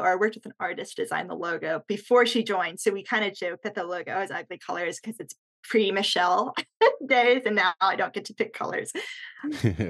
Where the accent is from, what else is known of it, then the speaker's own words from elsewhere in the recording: Bay Area, California, United States; moved away as an adult; also born or lived in Austin, Texas; born and raised in the Bay Area, and then I went to undergrad in Texas and just kind of stuck around